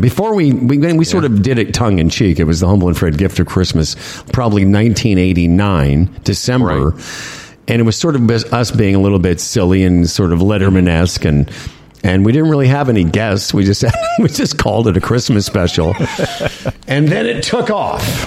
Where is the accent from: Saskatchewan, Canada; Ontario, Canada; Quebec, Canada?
Saskatchewan, Canada; Moose Jaw; moved away; Tim and I grew up in real, real winter, like where where we grew up in Moose Jaw